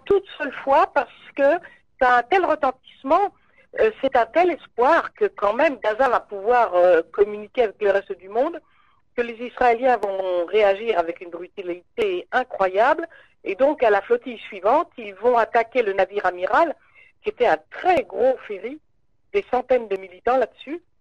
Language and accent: French; Paris, Île-de-France, France; je suis parisienne